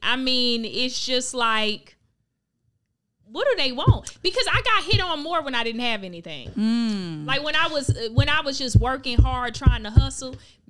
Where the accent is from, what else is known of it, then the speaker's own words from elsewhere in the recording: Palm Beach County, Florida, United States; I'm not from Palm Beach. You. I'm from Palm Beach County, which is a whole county.